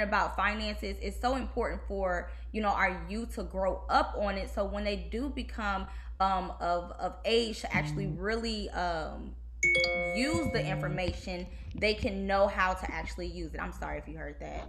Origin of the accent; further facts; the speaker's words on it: Detroit, Michigan, United States; moved away as an adult; also born or lived in Kentucky; now in Houston, United States; growing up in Detroit